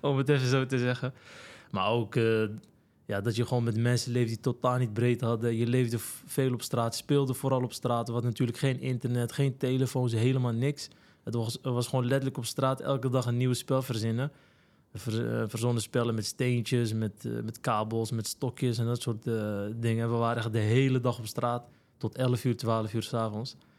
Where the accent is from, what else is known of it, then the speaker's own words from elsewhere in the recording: Alkmaar, North Holland, Netherlands; also born or lived in Morocco; geboren en getogen in Alkmaar, Kaastad